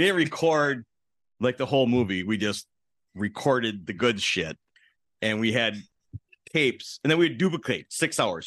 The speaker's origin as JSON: {"language": "English", "town": "Milwaukee", "region": "Wisconsin", "country": "United States", "tie": "born or raised there", "said": "I grew up in Milwaukee"}